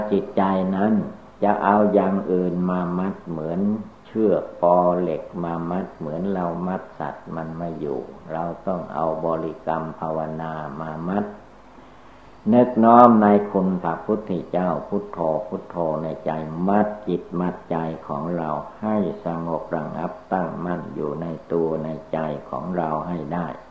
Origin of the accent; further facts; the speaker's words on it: Thailand; เราทุกคนก็ได้เกิดมาในประเทศชาติบ้านเมืองไทย